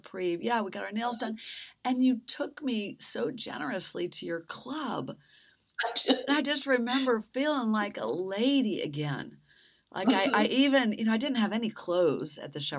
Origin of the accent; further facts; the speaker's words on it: Midwest, United States; also born or lived in East Coast, United States; now in Southern United States; I grew up in the Midwest and even then living on the East Coast